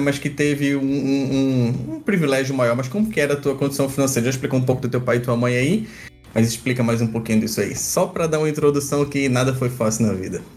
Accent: Recife, Pernambuco, Brazil; sou de Recife aí do Nordeste

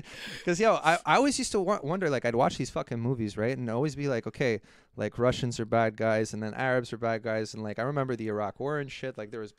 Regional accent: Brooklyn, New York, United States; oh, hey guys, I'm from Brooklyn, USA.

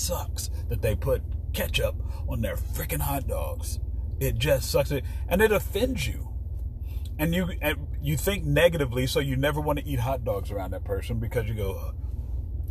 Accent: Chicago, Illinois, United States; I grew up in Chicago. You don't put ketchup on hot dogs

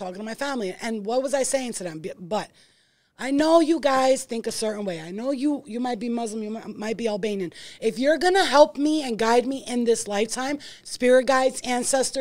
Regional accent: New York City, New York, United States; I'm from Staten Island, too

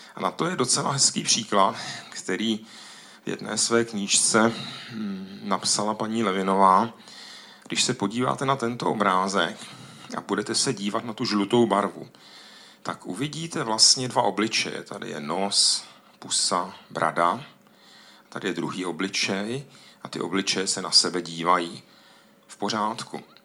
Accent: Ostrava, Moravian-Silesian Region, Czechia; u nás v Ostravě, tam je tolik dolů v podzemí

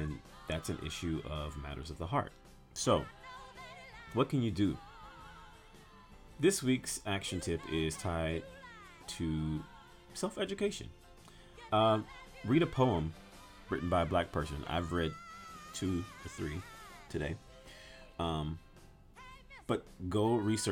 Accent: Louisiana, United States; I'm from Louisiana

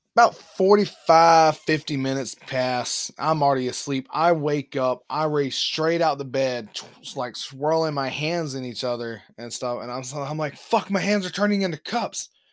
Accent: Alabama, United States; moved away; I'm from Alabama

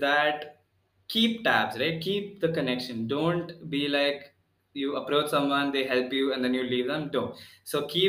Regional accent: Pune, Maharashtra, India; I'm from Pune

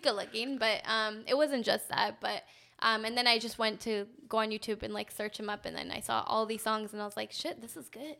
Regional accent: Canada; growing up in Canada

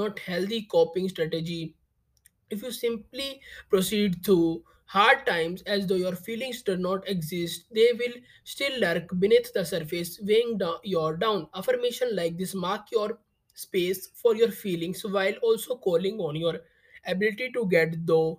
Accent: India; I am from India.

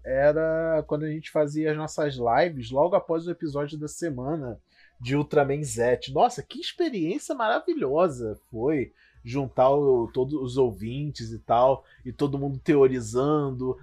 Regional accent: Rio de Janeiro, Brazil; Rio, né? Porque somos cariocas.

